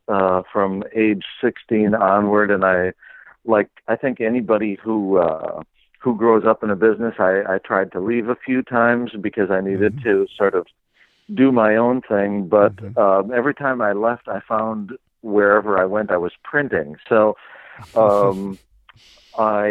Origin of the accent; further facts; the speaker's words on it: Green Bay, Wisconsin, United States; now in Two Rivers, United States; I grew up in Green Bay, Wisconsin